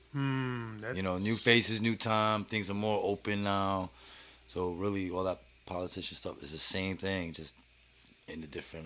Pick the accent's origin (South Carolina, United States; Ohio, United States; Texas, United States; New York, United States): New York, United States; New York City; also born or lived in Manhattan; I was born in Manhattan actually, but uh, raised in Brooklyn